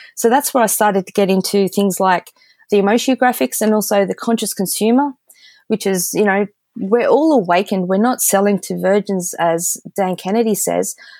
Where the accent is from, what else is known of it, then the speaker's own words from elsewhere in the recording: Australia; being the Aussie that I am